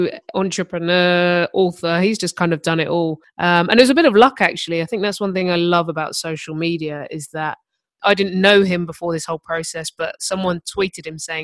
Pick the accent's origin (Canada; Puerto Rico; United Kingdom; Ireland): United Kingdom; London; I grew up in Herne Hill, which is South London